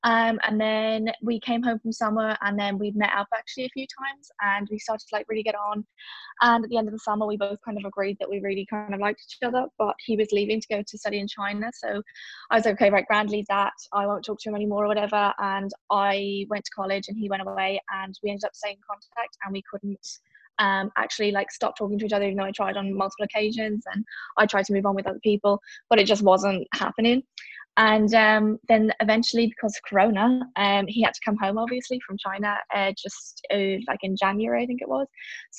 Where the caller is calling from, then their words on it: County Donegal, Ireland; Donegal in Ireland.